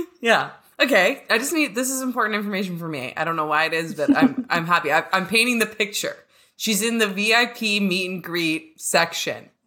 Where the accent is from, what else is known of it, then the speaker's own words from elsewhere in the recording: Canada; I'm a lesbian from Canada